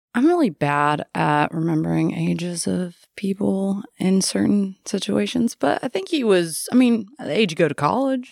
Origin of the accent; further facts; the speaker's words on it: Louisville, Kentucky, United States; born and raised here